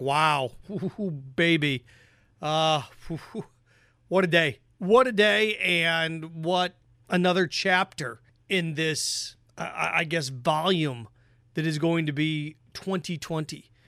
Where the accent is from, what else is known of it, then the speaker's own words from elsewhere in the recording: Indiana, United States; I grew up in Indiana